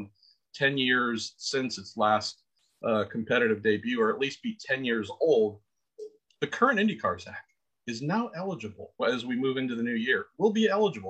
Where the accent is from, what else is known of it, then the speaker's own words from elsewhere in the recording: United States; You and I growing up in America